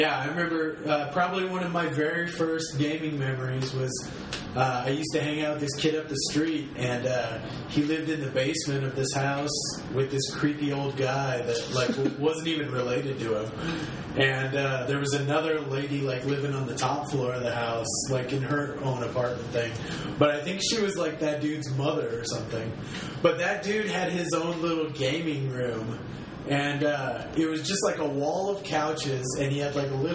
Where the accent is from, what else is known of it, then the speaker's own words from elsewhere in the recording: Omaha, Nebraska, United States; moved away as an adult; also born or lived in Japan; I'm from Omaha, Nebraska. I just moved back here after living 5 years in Japan.